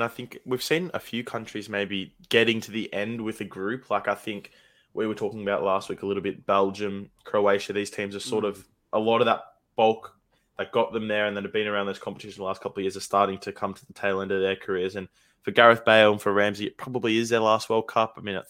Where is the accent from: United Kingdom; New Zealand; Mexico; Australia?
Australia; as Australian fans, we're just never guaranteed anything.